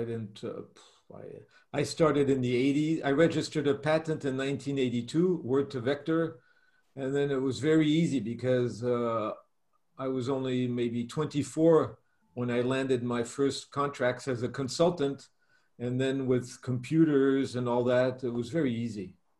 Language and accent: English; Germany; born there; I was born in Germany. I was born in Germany and from American parents and with a mixed culture, Russian, Italian, German, everything's mixed up in my family.